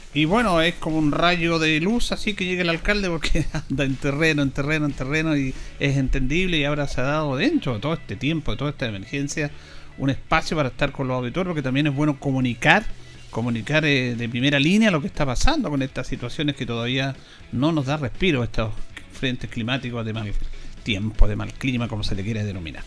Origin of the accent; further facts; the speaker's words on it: Chile; somos especiales los chilenos